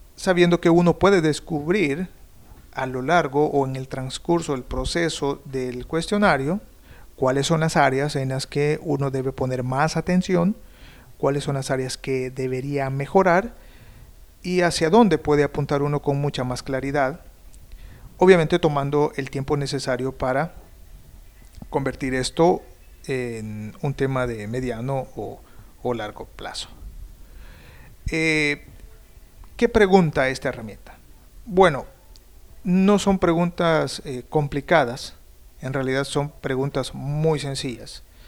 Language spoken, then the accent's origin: Spanish; El Salvador; moved away as an adult; now in Canada; Soy un periodista salvadoreño que vive en Canadá desde hace algún tiempo